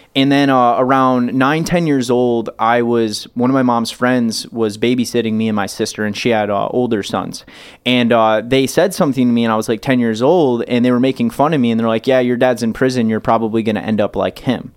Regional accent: Michigan, United States; I grew up so poor, but in Michigan

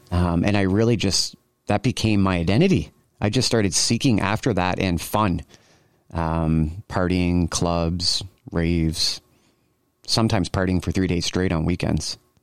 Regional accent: Cambridge, Ontario, Canada; I grew up in Cambridge, Ontario. just outside of Kitchener, we call it the Tri-City area

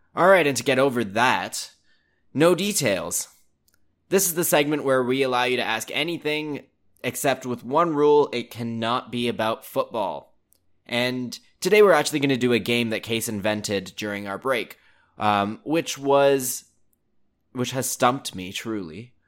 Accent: Canada; I think growing up in Canada

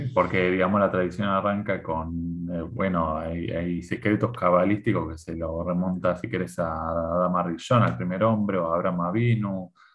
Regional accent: Argentina; moved away as an adult; now in Israel; de, Argentina salimos el 14 de mayo

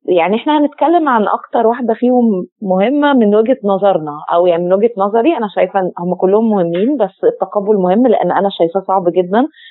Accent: Egypt; عندنا في مصر

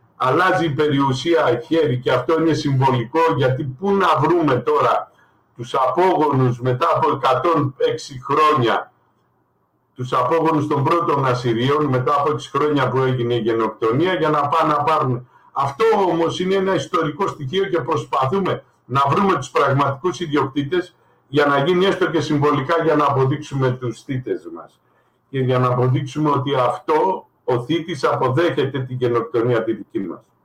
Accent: Greece; εγώ είμαι Έλληνας πολίτης ασυριακής καταγωγής

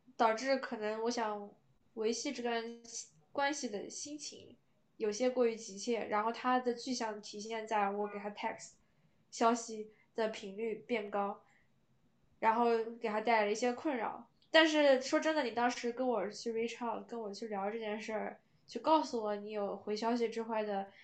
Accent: China; moved away as an adult; now in United States; 因为我在中国长大嘛，我从小学五年级就有微信

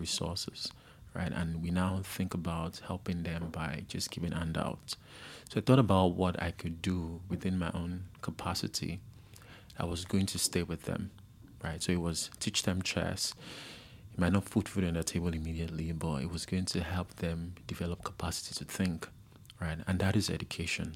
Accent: Ikorodu, Lagos, Nigeria; we grew up in Ikorodu in a place called Isalodu, and it was basically slum.

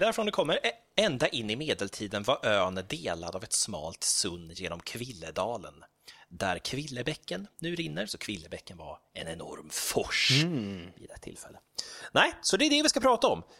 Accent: Gothenburg, Västra Götaland, Sweden; now in Stockholm, Sweden; jag växte ju upp, jag växte, jag växte upp på Slätta.

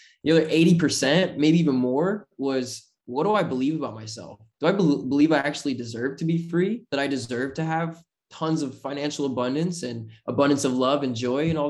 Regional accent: Utah, United States; I'm just kid from Utah

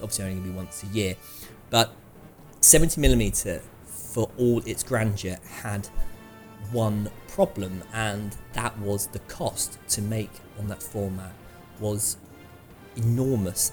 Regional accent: Manchester, North West England, United Kingdom; my hometown of Manchester

